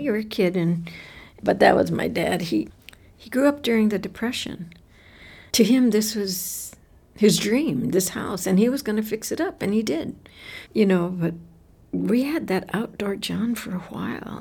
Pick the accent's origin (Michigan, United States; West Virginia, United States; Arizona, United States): Arizona, United States; Tucson; after we moved away from Barrio Hollywood. When we moved away from living with my grandmother, my father bought a house on Seventh Avenue and Grant Road